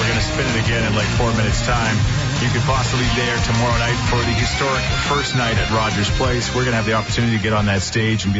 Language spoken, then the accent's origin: English; Thorsby, Alberta, Canada; Thorsby, my hometown